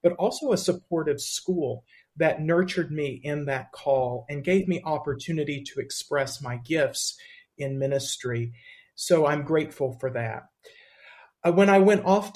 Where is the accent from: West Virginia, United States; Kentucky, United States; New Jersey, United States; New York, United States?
West Virginia, United States; moved away as an adult; now in Muncie, United States; I grew up in West Virginia in a Church of God Anderson congregation